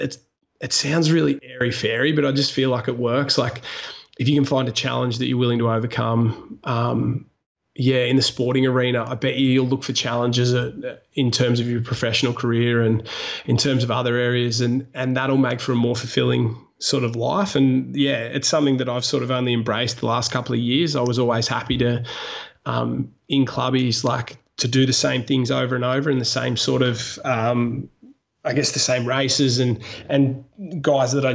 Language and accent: English; Wollongong, New South Wales, Australia; also born or lived in Sydney; I moved home from Sydney to Wollongong, was living with mum and dad